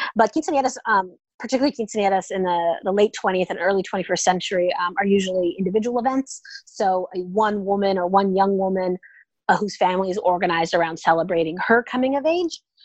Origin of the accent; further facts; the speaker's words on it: Oakland, California, United States; moved away as an adult; also born or lived in Indiana; now in Austin, United States; I'm originally from the San Francisco Bay Area. I grew up in Oakland, California.